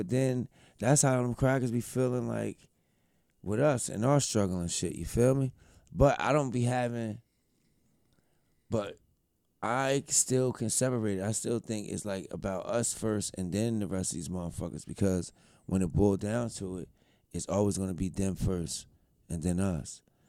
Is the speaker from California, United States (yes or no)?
no; New Jersey, United States; I'm from New Jersey, New York, New Jersey area.